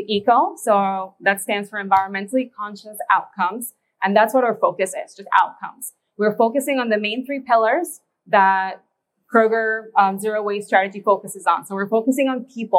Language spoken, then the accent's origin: English; Indiana, United States; where we're from Indiana